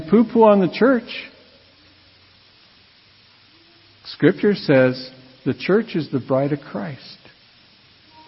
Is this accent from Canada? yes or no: yes; Radville, Saskatchewan, Canada; I grew up in Radville, Saskatchewan, and it was a town that was divided between French Catholic and English.